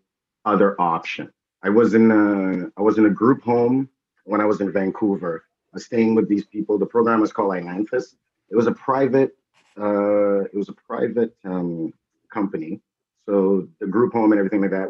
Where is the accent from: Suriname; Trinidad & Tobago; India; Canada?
Trinidad & Tobago; I was born in Trinidad